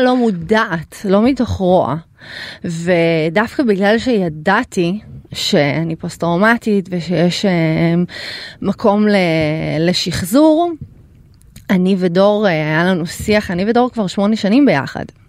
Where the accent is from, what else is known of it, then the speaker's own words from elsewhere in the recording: Ukraine; now in Israel; אני נולדתי באוקראינה